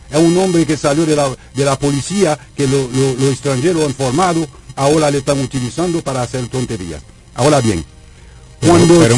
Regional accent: Dominican Republic; porque yo soy dominicano y me duele que nosotros hemos tenido dos intervenciones formales.

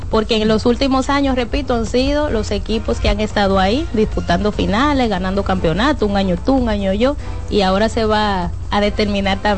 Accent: San Cristóbal, Dominican Republic; de San Cristóbal.

